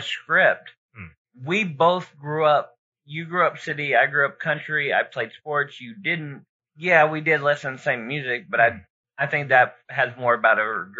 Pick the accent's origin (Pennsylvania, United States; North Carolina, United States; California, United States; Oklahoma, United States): Oklahoma, United States; Broken Arrow; growing up in Broken Arrow